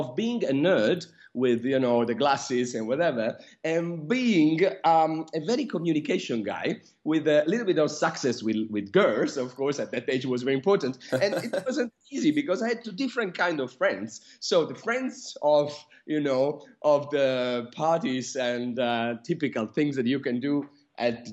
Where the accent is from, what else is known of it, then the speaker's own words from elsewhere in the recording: Milan, Lombardy, Italy; moved away as an adult; now in London, United Kingdom; So I was born in Milan and raised in Italy. Now I've moved to London and I've lived here for 7 years now.